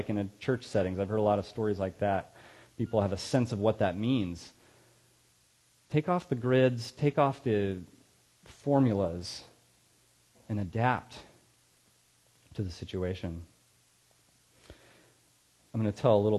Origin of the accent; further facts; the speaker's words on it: Ripon, California, United States; also born or lived in Sacramento, California; I was in Ripon, California